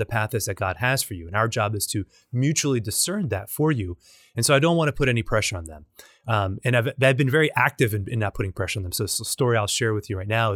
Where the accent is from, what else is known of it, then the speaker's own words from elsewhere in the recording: Nicaragua; now in Louisiana, United States; I'm from Nicaragua. I'm Hispanic